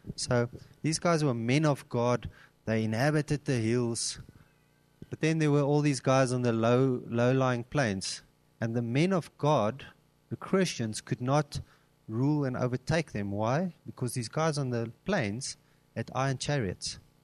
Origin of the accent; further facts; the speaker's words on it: Cape Town, Western Cape, South Africa; now in Gauteng, South Africa; I'm originally from Cape Town, and when I came up to Gauteng